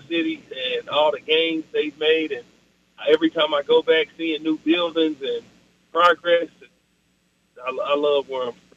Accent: Oklahoma City, Oklahoma, United States; I'm from the South Side of Oklahoma City. I'm from the 405

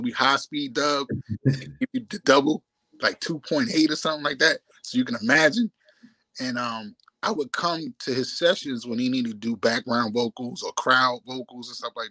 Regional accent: New York City, New York, United States; also born or lived in Brooklyn, New York / South Bronx, New York; I'm from Staten Island, New York City, and downtown Brooklyn, and I had a part in South Bronx, but Staten Island is my root

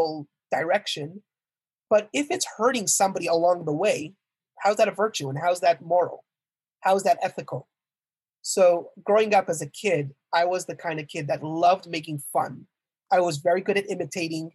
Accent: Montreal, Quebec, Canada; So I was born and raised in Montreal, Canada, actually

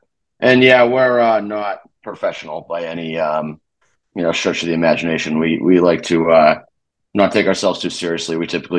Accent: Connecticut, United States; also born or lived in Massachusetts; I grew up in Connecticut.

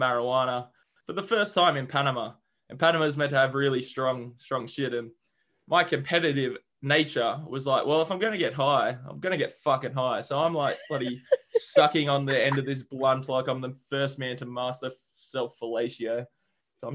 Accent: Australia; moved away; I'm an Australian

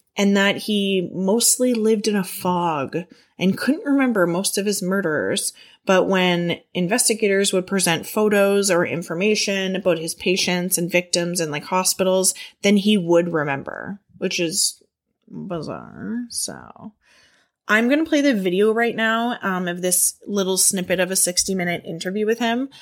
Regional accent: Canada; I'm Canadian

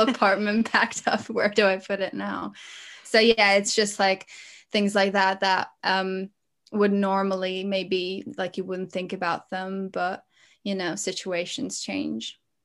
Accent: Latvia; moved away as an adult; also born or lived in London, United Kingdom; now in United Kingdom; I'm, uh, from Latvia, but at the minute I'm living here in the U K

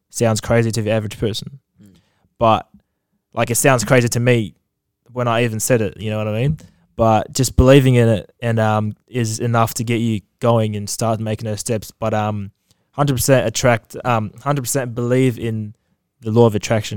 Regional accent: Australia; I'm from Australia

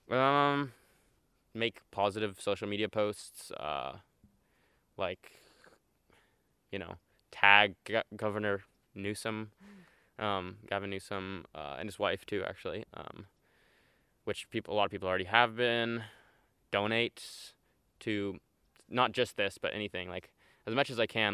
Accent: Elk, California, United States; I'm 18, and I grew up in Elk, California, about 40 minutes from here

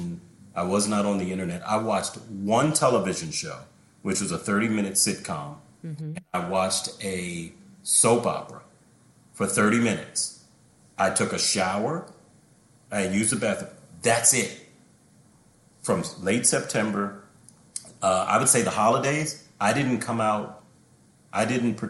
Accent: United States; as an American

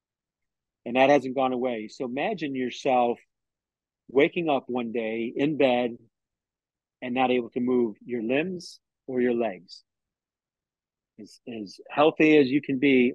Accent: Tampa, Florida, United States; I'm from Tampa, Florida.

